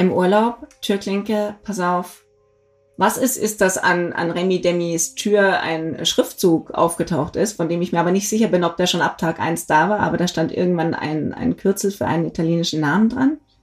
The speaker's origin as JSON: {"language": "German", "area": "Black Forest", "region": "Baden-Württemberg", "country": "Germany", "said": "ich komme aus dem Schwarzwald"}